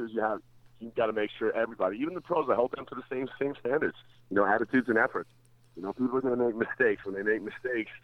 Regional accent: Calgary, Alberta, Canada; also born or lived in Toronto, Ontario; I left Toronto when I was 5 years old and went to Calgary

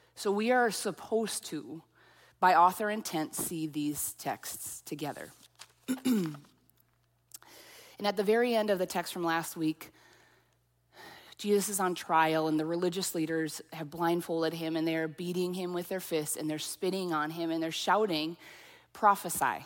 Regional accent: central Minnesota, United States; accent: central Minnesota; also born or lived in Lafayette, Louisiana; I actually had one person pinpoint me to central Minnesota

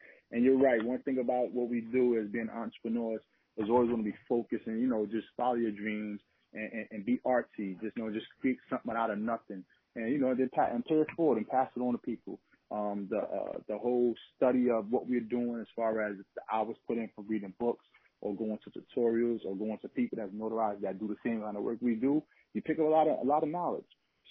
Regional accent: New York, United States; Oh, yeah, Lower East Side. Yeah, Lower East Side.

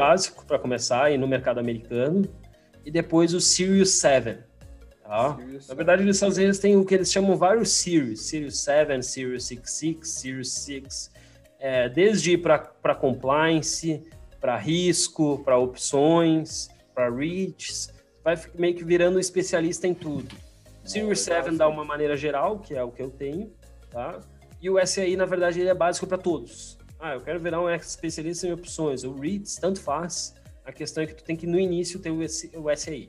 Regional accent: Farroupilha, Rio Grande do Sul, Brazil; also born or lived in Porto Alegre; eu sou gaúcho, sou do interior do Rio Grande do Sul, Farroupilha, uma cidade bem fria

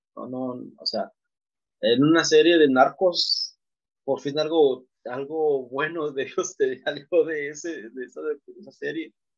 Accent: Mexico; yo soy mexicano

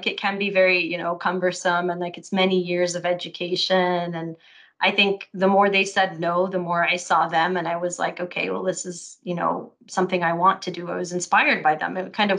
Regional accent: Lebanon; also born or lived in Saudi Arabia; now in Austin, United States; I'm originally Lebanese. But I was born in Saudi Arabia in what I call a bubble.

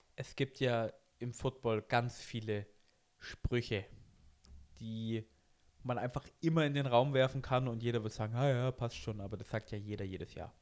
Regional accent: Germany; bei uns in Deutschland

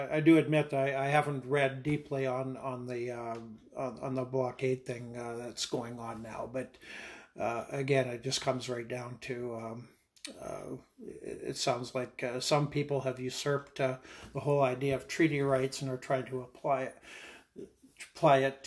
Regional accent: Clavet, Saskatchewan, Canada; I was born and raised in Saskatchewan. I was born here in Saskatoon, actually, but raised on the family farm just outside of Clonsay, Saskatchewan

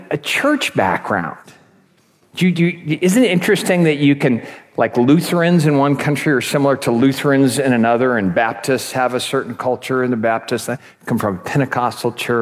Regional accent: United States; moved away as an adult; also born or lived in Croatia; now in Czech Republic; I come from an American background

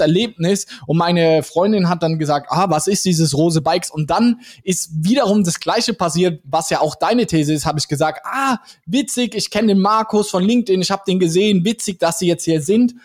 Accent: Mannheim, Baden-Württemberg, Germany; Wir kommen ja aus Mannheim

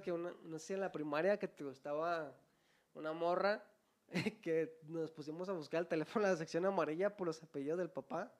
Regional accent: Guadalajara, Jalisco, Mexico; Nosotros somos de Guadalajara

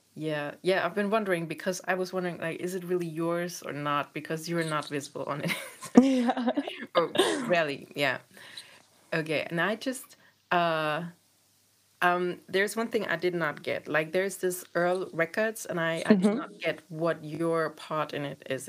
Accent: eastern Germany, Germany; I grew up in Eastern Germany

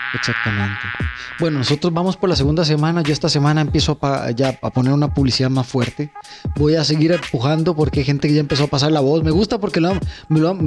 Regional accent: Hatillo, San José, Costa Rica; nosotros que somos de Atillo, que somos de Alameda

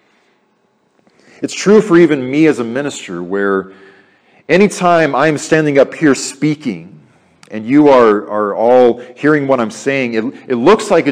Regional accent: Arizona, United States; my hometown church in Arizona

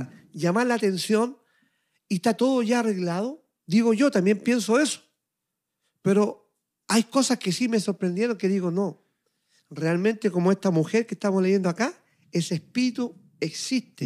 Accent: Chile; now in Montreal, Canada; de Chile, de mi tierra, de mi país, estando yo aquí en Montreal, Canadá

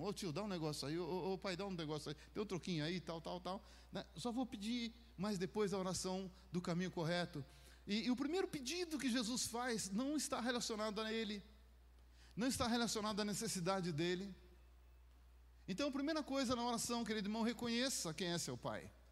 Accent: Minas Gerais, Brazil; moved away; Lá em Minas a gente falava travesseiro, aqui eu sei que é travesseiro. Né? Mas como eu sou mineiro

